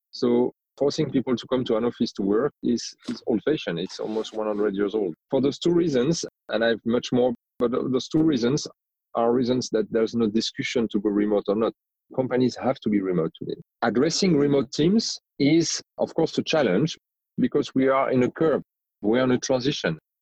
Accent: France; accent: strong French accent; English is a second language; moved away; you might hear that I have a strong French accent. So I am originally from France. I grew up in France, but I've lived in many different countries

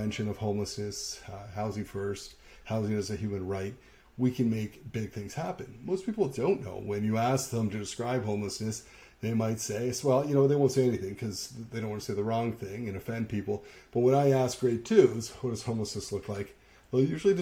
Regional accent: St. Catharines, Ontario, Canada; the St. Catharines Standard in my hometown of St. Catharines, Niagara

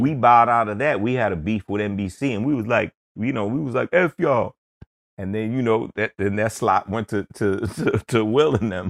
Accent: New York City, New York, United States; growing up in Queens

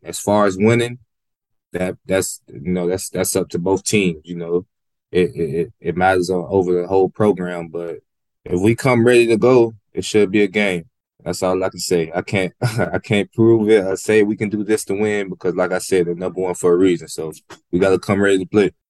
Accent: Decatur, Georgia, United States; moved away as an adult; now in Gainesville, United States; I grew up in Decatur, Georgia

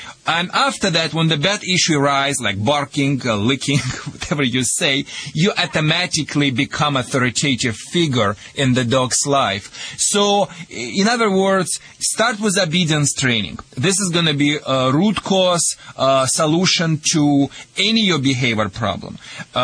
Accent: Russia; moved away

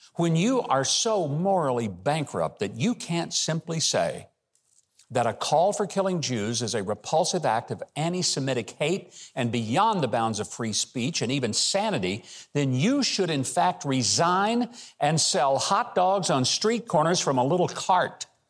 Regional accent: Arkansas, United States; I'm from Arkansas.

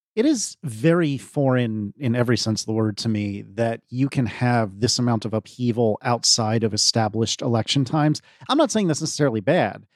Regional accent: United States; as an American

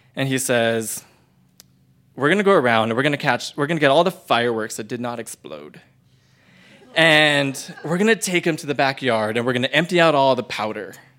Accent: Las Cruces, New Mexico, United States; I grew up in New Mexico, in Las Cruces, with my whole entire family

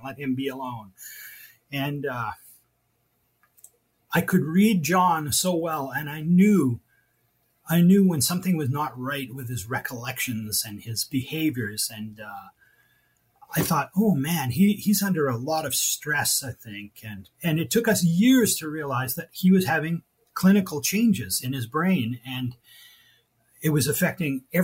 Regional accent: Alberta, Canada; I'm an Albertan. I was born in Alberta.

